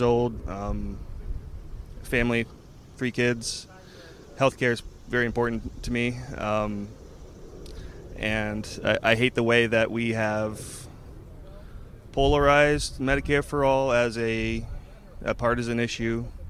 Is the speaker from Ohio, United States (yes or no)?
yes; Cleveland, Ohio, United States; I'm from Cleveland, Ohio